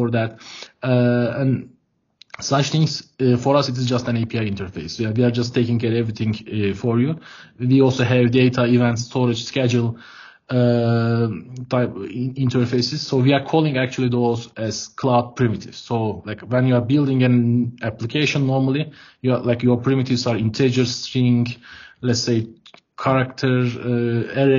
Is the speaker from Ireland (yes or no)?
no; Ankara, Turkey; I'm from Ankara, Turkey. I'm dialing in Ankara now